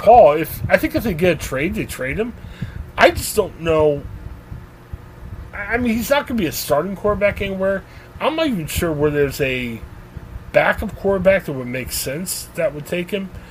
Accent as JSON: {"language": "English", "region": "Ohio", "country": "United States", "moved": "yes", "said": "we're guys originally from Ohio"}